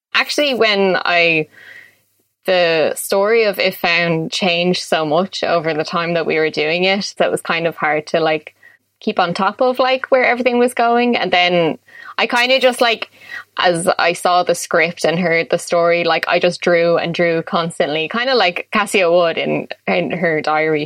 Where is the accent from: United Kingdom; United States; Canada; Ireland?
Ireland; Dublin, Leinster; I'm born and raised in Dublin